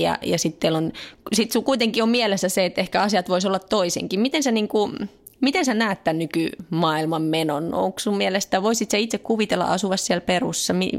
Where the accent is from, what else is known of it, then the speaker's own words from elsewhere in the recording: Finland; now in France; mä oon Suomesta